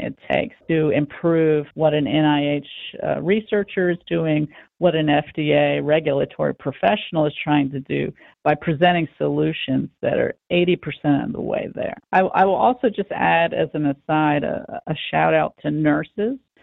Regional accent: United States; especially as American citizens

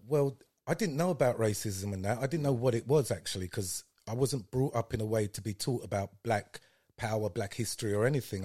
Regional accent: London, United Kingdom; also born or lived in Paddington; we moved from Clapham

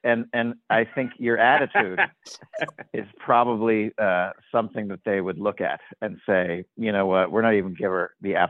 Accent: New York City, New York, United States; now in Los Angeles, United States; Yeah, I grew up on East 86th Street. Yeah, East 86th.

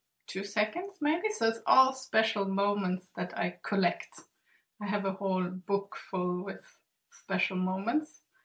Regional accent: Sweden; English is a second language; also born or lived in Germany; I grew up in Sweden and Germany, and I live on the Swedish island Gotland in the Baltic Sea

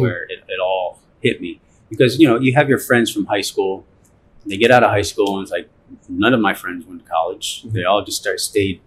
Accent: Cleveland, Ohio, United States; I grew up in Cleveland, Ohio.

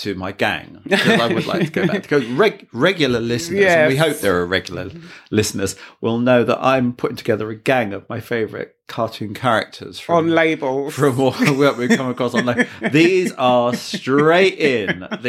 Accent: near Walthamstow, East London, United Kingdom; Near to my hometown.

